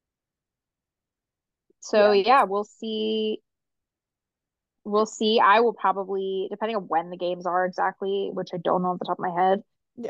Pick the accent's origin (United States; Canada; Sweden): United States; Philadelphia, Pennsylvania; I'm from Philadelphia